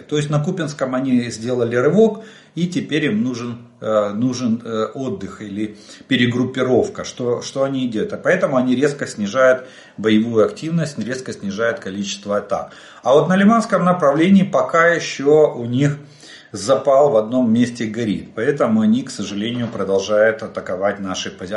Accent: Ukraine; мы из Украины

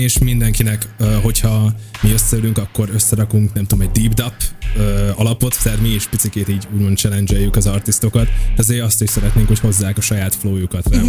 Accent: Hungary

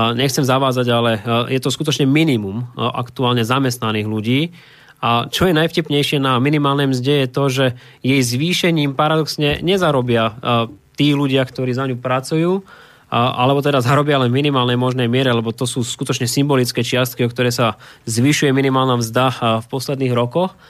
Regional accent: Slovakia; pre mňa ako slovenského politika

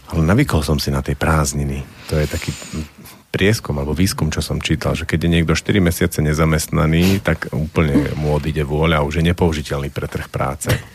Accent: Slovakia; ja som strávil detstvo v Tatrách, v tých Tatranských horách a v tých zimách

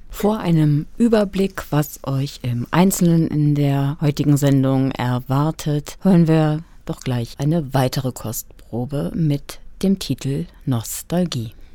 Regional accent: western Germany, Germany; now in Kassel, Germany; dass es sich bei mir um meine alte Heimat handelt. Ähm, also die Region, in der ich den großen Teil meines Lebens verbracht habe

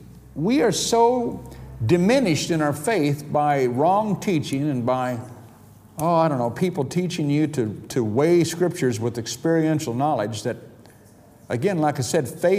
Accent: United States; now in United Kingdom; I'm an American citizen

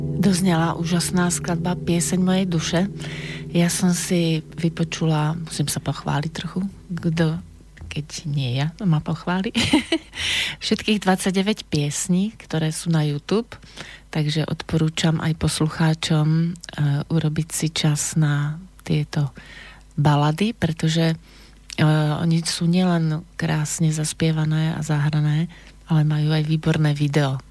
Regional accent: Slovakia; som zo Slovenska

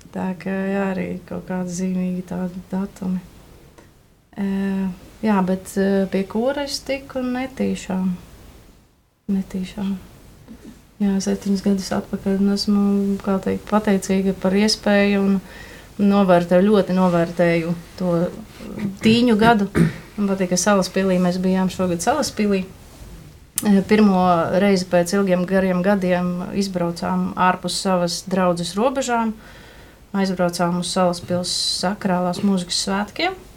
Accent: Rēzekne, Latgale, Latvia; now in Riga, Latvia; es nāku no Rēzeknes.

